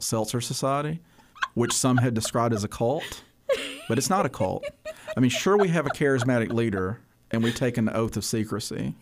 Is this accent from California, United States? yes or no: no; Bethel, Cullman County, Alabama, United States; I grew up in a community called Bethel, so I, I went K through twelve at a school called West Point High School